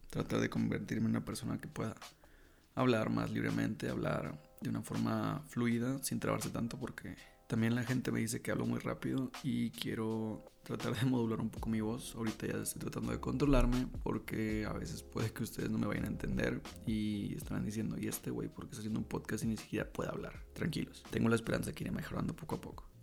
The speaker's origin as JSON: {"language": "Spanish", "town": "La Paz", "region": "Baja California Sur", "country": "Mexico", "also_born_or_lived": "Monterrey", "moved": "yes", "lives_now": "Querétaro, Mexico", "said": "soy de La Paz, Baja California"}